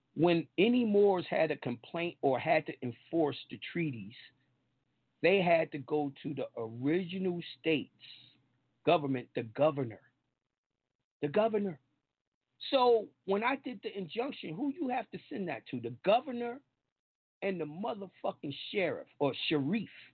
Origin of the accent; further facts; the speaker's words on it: New York, United States; I'm from New York.